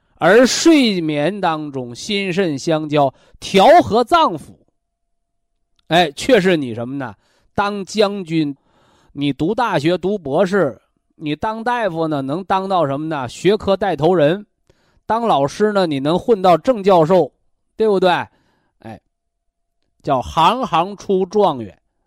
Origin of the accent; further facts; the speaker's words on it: China; 这个我们中国人呐，我们的祖先呐